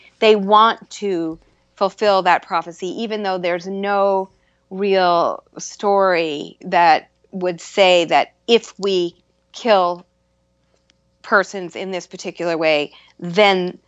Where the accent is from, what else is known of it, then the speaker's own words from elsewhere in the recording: Concord, Massachusetts, United States; I grew up in a little town called Concord, Massachusetts